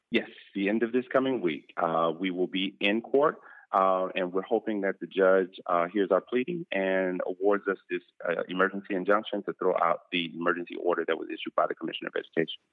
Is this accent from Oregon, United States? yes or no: no; Miami, Florida, United States; I'm so proud of Miami Dade. Uh, you know, that's where I did my teaching in my hometown